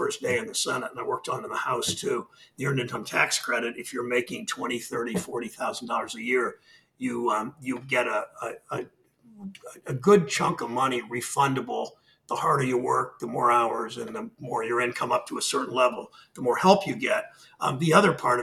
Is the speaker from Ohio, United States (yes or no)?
yes; Mansfield, Ohio, United States; also born or lived in Cleveland, Ohio; my hometown of Mansfield